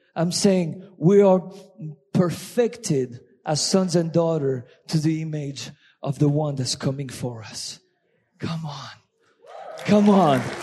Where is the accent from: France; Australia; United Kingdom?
France; accent: French; English is a second language; my French accent